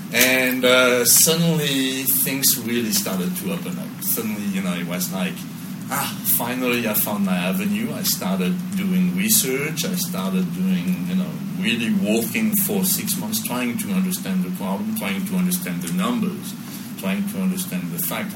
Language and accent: English; Paris, Île-de-France, France; moved away as an adult; now in Los Angeles, United States; born and raised in Paris, France, uh, but I lived here 21 years